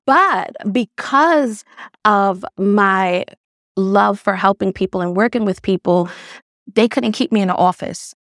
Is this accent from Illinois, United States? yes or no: no; New York City, New York, United States; also born or lived in Grenada; I grew up in Brownsville, Brooklyn